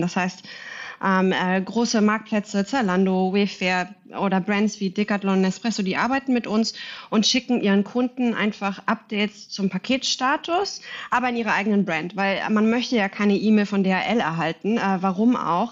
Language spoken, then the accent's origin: German; Berlin, Germany; moved away as an adult; now in Singapore; Ich bin in Berlin, zurück in meine Heimat